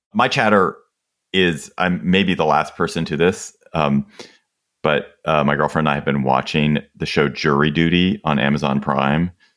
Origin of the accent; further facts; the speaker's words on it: United States; We are both Americans